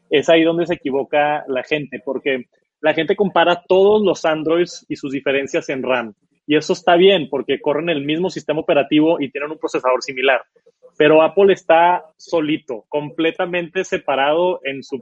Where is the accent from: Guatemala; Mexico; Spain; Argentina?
Mexico; Monterrey, Nuevo León; Soy de Monterrey.